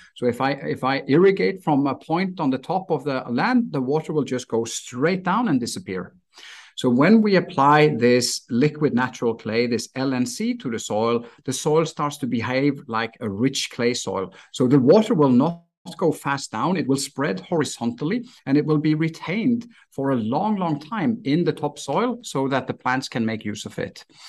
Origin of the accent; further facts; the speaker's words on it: Stavanger, Rogaland, Norway; moved away as an adult; also born or lived in Miami, United States; my hometown in Stavanger, Norway